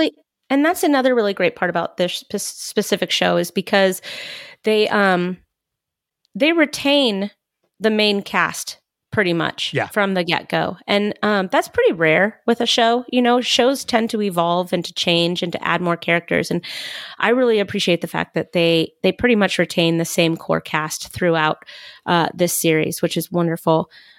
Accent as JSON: {"language": "English", "country": "United Kingdom", "said": "I say we, I'm British."}